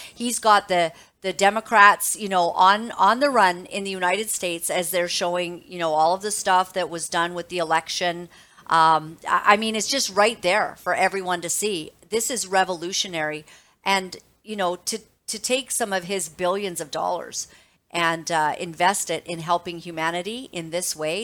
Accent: Canada; As a mother, as a Canadian

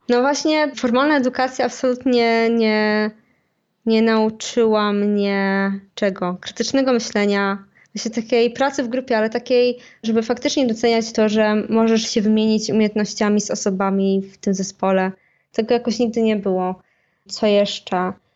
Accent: Poland

